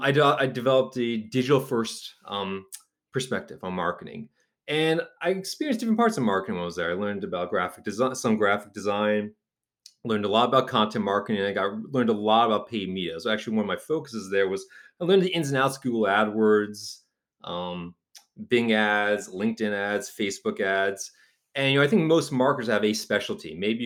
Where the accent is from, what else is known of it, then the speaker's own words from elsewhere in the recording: New Haven, Connecticut, United States; I actually worked at a digital marketing agency where I'm from New Haven, Connecticut.